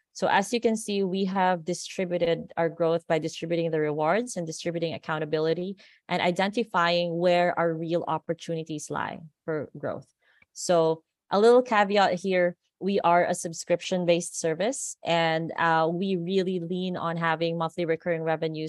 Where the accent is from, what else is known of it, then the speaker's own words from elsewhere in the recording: Philippines; accent: Americanized; moved away as an adult; now in Las Vegas, United States; I grew up in the Philippines, and a lot of people are still surprised why we speak English like this. It's almost like, it's very Americanized